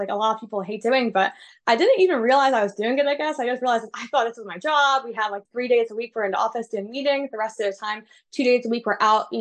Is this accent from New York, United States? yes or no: yes; New York City, New York, United States; I grew up in New York City